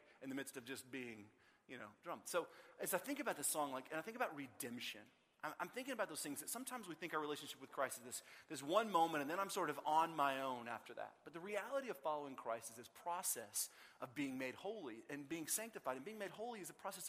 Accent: Austin, Texas, United States; I grew up in Austin

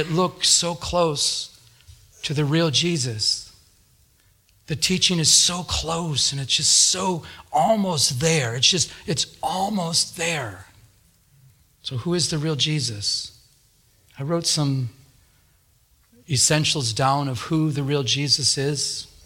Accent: Michigan, United States; moved away as an adult; now in Southern California, United States; I'm from Michigan, so I've been here since 2000

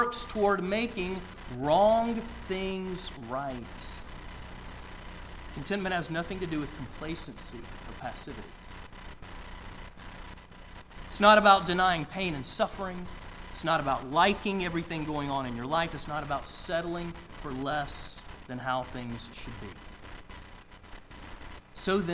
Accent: outside of Atlanta, Georgia, United States; I grew up outside of Atlanta

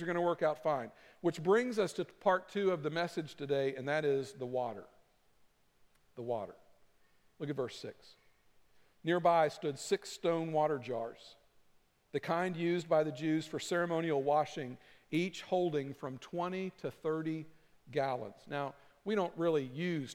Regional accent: Kentucky, United States; I'm from Kentucky.

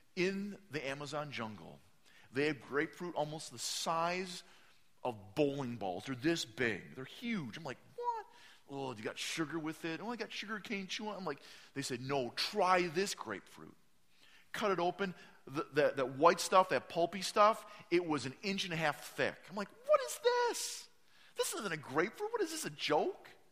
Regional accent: Midwest, United States; I'm from the Midwest

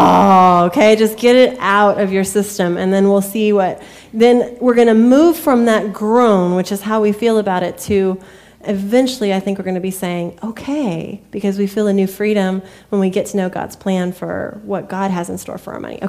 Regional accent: United States

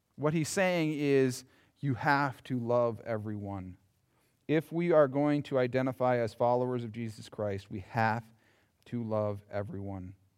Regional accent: Yankton, South Dakota, United States; growing up in Yankton

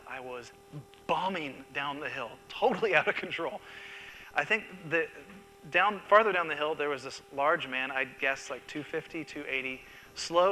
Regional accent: Seattle, Washington, United States; the church I grew up in Seattle

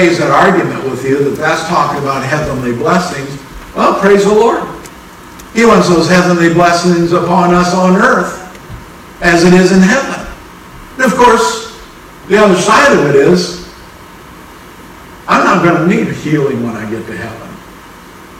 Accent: Minnesota, United States; I'm from Minnesota, but even in Minnesota, has means past tense

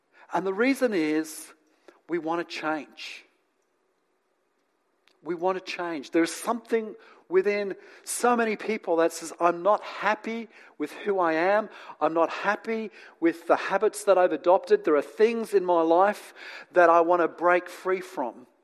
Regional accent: New Zealand; also born or lived in England; now in Australia; And then I grew up in New Zealand. And now I live in Australia.

